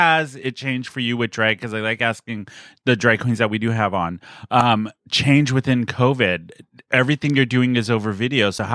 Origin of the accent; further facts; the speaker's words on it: San Diego, California, United States; I was born and raised here in San Diego